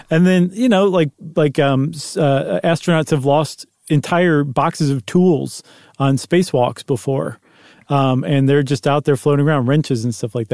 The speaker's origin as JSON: {"language": "English", "town": "Buffalo", "region": "New York", "country": "United States", "said": "I'm from Buffalo. I know about snowballs"}